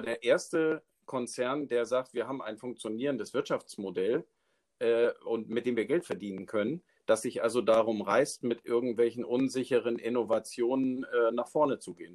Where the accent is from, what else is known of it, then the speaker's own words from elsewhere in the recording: Schleswig-Holstein, Germany; now in Neustrelitz, Germany; wohnhaft in Neustrelitz, gebürtig aus Schleswig-Holstein